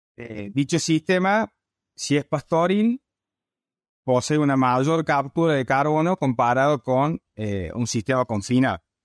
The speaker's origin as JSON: {"language": "Spanish", "region": "Córdoba", "country": "Argentina", "also_born_or_lived": "Alabama, United States / Nebraska, United States", "accent": "cordobés", "said": "Como podrás sentir por mi tona, soy cordobés"}